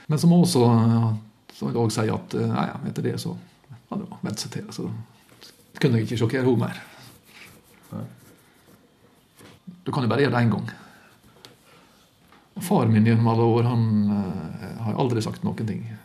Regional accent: Luster, Vestland, Norway; god kveld, Luster. Det var vel på tide å ta seg en tur tilbake. Jeg har, eh, Etter at jeg flytta fra Luster

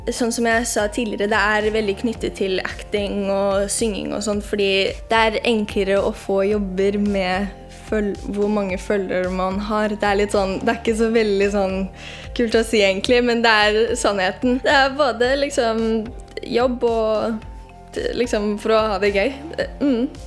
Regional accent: Norway; vi burde liksom kanskje knytte til um, at jeg er fra Norge også

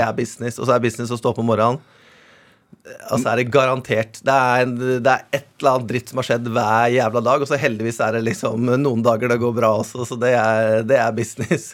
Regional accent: Otta, Innlandet, Norway; moved away as an adult; also born or lived in Los Angeles, United States / Spain; now in Oslo, Norway; jeg har vokst opp i Gudbrandsdalen, på Otta

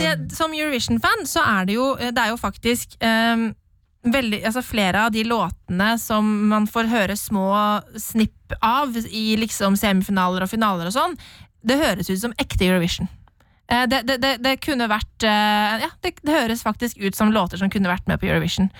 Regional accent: Norway; Vi som nordmenn

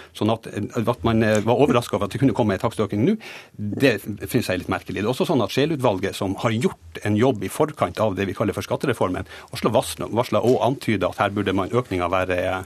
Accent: Northern Norway, Norway; i Nord-Norge, der jeg kommer fra

